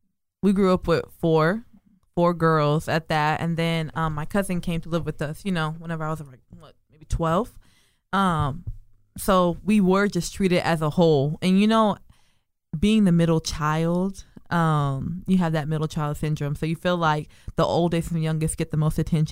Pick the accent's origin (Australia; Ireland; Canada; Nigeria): Nigeria; just being Catholic and being Nigerian. I couldn't spend the night at my friend's house.